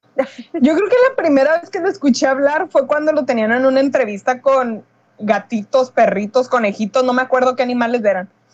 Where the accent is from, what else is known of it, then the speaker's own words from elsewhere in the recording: Mexico; somos mexicanos